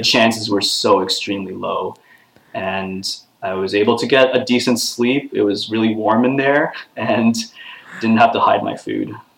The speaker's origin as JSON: {"language": "English", "town": "Toronto", "region": "Ontario", "country": "Canada", "tie": "born or raised there", "said": "I'm back in my hometown of Toronto"}